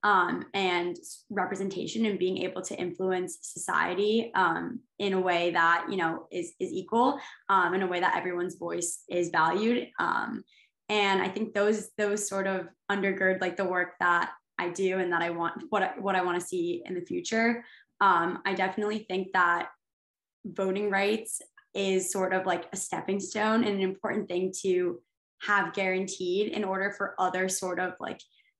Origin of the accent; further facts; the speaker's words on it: New Haven, Connecticut, United States; I'm from New Haven, Connecticut, and there's a lot of community organizing that happens there. And I think I was very inspired by that growing up as well